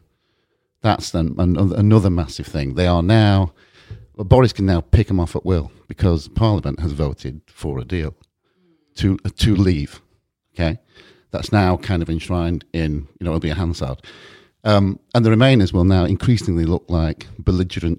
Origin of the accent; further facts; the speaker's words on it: United Kingdom; we're British